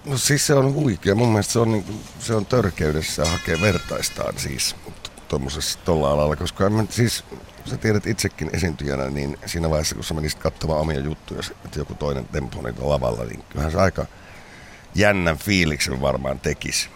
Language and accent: Finnish; Kuopio, North Savo, Finland; mä oon sieltä kotoisin Kuopiosta